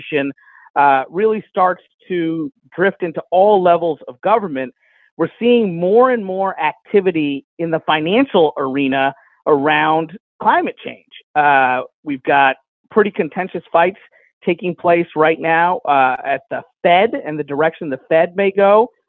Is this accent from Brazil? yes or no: no; Lexington, Kentucky, United States; The 6th congressional district has a special place in my heart as it encompasses my hometown of Lexington, Kentucky, where the congressman and I went to high school.